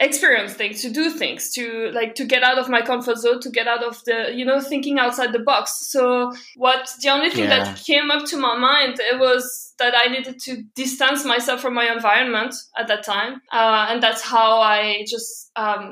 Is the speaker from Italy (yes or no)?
no; southern France, France; moved away; also born or lived in Belgium; I'm from Belgium originally. I grew up in south of France, but then before traveling, I was back in Belgium